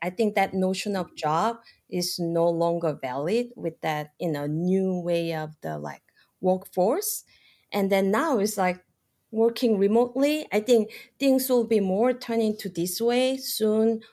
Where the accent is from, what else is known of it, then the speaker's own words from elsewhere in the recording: South Korea; moved away as an adult; now in United States; I'm like originally from South Korea, I pretty much done with the college education, study biology, and then just one day, you know, it's a time to take an adventure. And so I came here